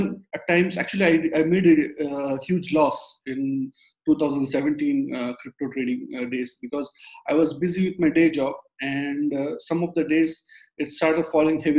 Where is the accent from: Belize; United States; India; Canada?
India; moved away; I'm from India. So when I was in my engineering college days, I used to trade stocks on the exchange over there